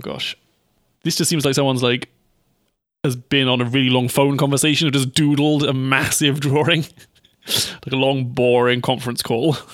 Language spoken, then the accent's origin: English; United Kingdom; as a British person